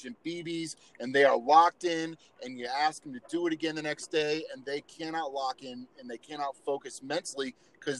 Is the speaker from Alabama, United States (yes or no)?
no; Kansas City, Missouri, United States; I grew up in Kansas City